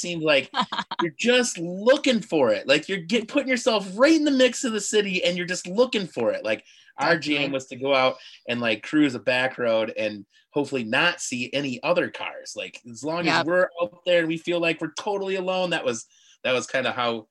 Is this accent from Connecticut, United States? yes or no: no; Bay City, Michigan, United States; also born or lived in Upper Peninsula, Michigan; I grew up in Bay City, Michigan